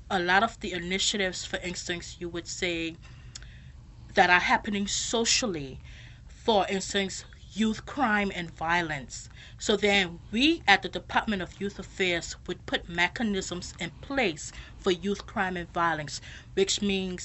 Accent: Cockburn Town, Grand Turk, Turks & Caicos Islands; Originally, I am from Grand Turk

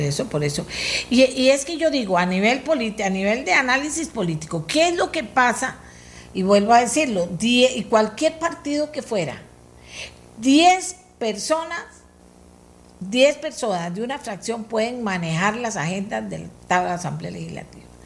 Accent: Costa Rica; somos los demás costarricenses

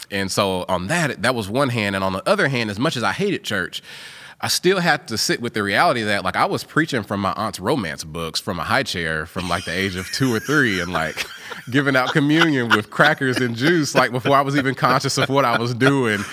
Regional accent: Gallatin, Tennessee, United States; also born or lived in Indianapolis, Indiana; I grew up in Gallatin before it was all Nashville in the Nashville metro

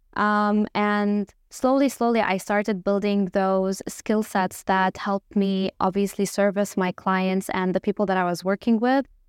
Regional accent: Lebanon; moved away as an adult; also born or lived in Dubai; I obviously am Lebanese, so, uh, born and raised in Lebanon

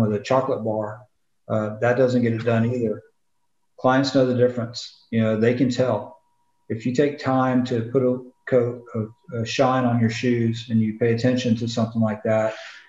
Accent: the South, United States; I'm from the South and a lot of people don't understand me

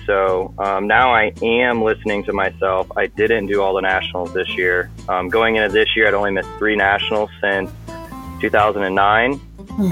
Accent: Alton, Illinois, United States; I'm from Alton, Illinois

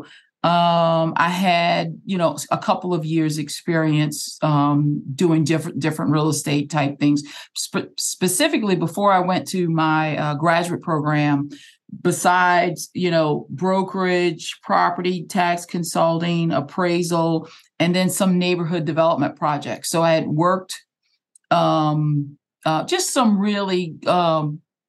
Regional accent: New Orleans, Louisiana, United States; we're NOLA girls together

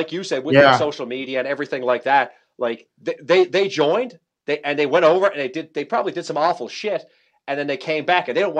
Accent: Newfoundland and Labrador, Canada; I'm from Newfoundland, I'm from Eastern Canada.

